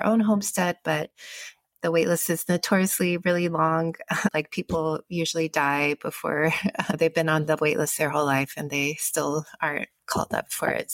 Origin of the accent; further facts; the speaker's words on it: Kentucky, United States; moved away; also born or lived in Hawaii; I grew up partly in Kentucky and partly in Hawaii